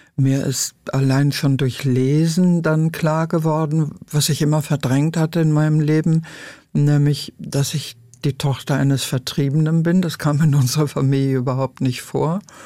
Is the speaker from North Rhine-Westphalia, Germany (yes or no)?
yes; Lüdenscheid, North Rhine-Westphalia, Germany; now in Berlin, Germany; in meiner Heimatstadt Lüdenscheid